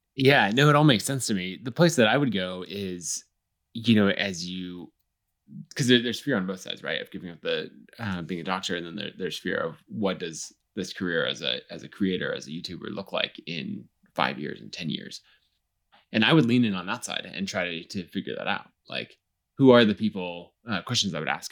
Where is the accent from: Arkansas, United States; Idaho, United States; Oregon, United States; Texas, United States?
Idaho, United States; Boise; Boise, my hometown.